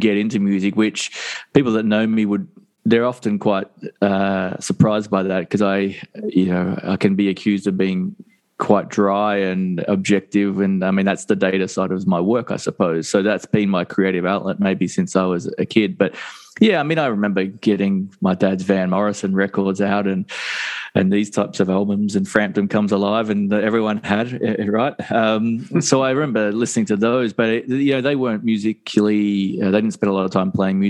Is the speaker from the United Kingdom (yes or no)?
no; Mornington Peninsula, Victoria, Australia; moved away as an adult; I grew up in the Mornington Peninsula in the south of Australia